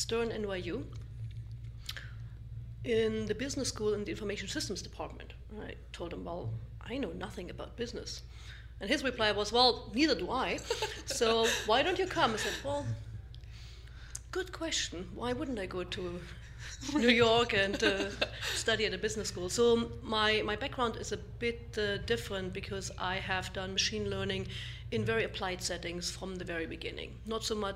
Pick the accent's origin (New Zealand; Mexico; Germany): Germany; East Germany; moved away as an adult; also born or lived in Darmstadt, Germany / Boulder, Colorado; I grew up originally in East Germany